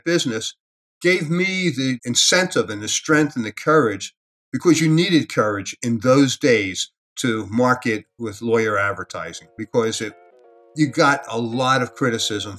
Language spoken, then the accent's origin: English; Philadelphia, Pennsylvania, United States; moved away as an adult; now in Las Vegas, United States; I grew up in Philadelphia